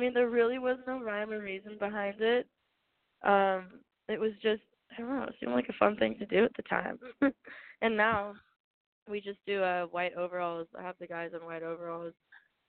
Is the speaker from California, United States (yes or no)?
yes; Manhattan Beach, California, United States; I grew up in Manhattan Beach